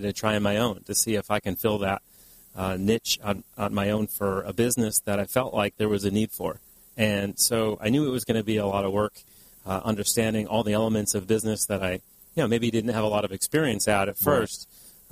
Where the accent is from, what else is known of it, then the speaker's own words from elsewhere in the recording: East Coast, United States; moved away as an adult; now in California, United States; I'm from the East Coast